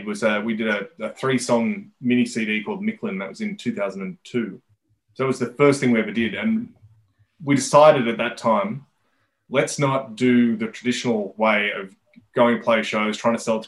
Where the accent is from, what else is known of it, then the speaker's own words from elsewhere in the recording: Sydney, New South Wales, Australia; We weren't necessarily a Sydney band